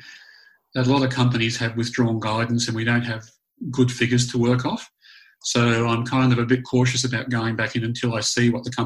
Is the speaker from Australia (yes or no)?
yes; Australia; moved away as an adult; also born or lived in Canada / New Zealand; growing up in Australia